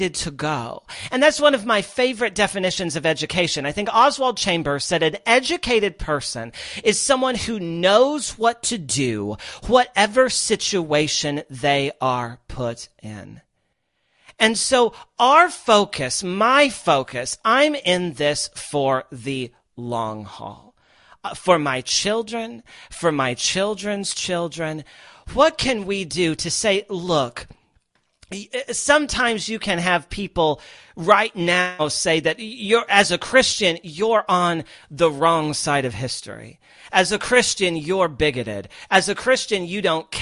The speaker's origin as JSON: {"language": "English", "region": "Midwest", "country": "United States", "tie": "born or raised there", "also_born_or_lived": "Los Angeles / New York", "moved": "as an adult", "said": "I grew up in the middle of the country. I grew up in the Midwest"}